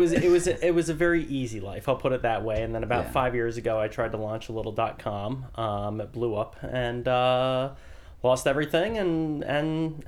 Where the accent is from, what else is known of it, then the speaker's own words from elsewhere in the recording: Bethesda, Maryland, United States; also born or lived in Washington, D.C. / Boston; I was born in Washington, D.C. My father was from England, so I'm the son of an immigrant. My mother's side of the family has been here in the Americas since before the Revolutionary War. Grew up in the Bethesda area.